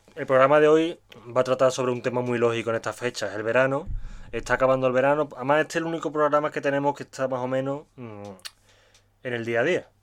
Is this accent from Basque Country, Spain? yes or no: no; Seville, Andalusia, Spain; Igual yo vengo de Sevilla, no, vengo de Andalucía y estoy acostumbrado a gente muy simpática